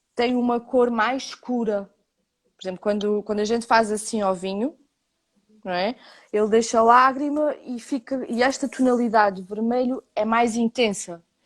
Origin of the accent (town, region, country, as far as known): Portugal